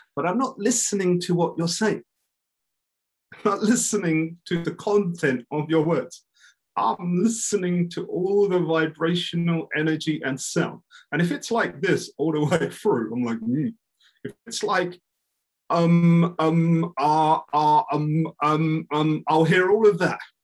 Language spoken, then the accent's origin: English; London, United Kingdom; I'm like from East London